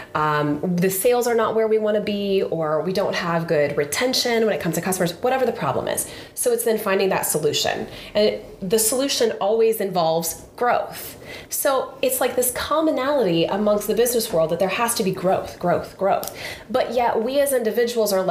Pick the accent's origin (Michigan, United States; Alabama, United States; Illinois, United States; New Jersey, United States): Illinois, United States; Sullivan; I grew up in Sullivan, a little small town in Illinois, central Illinois.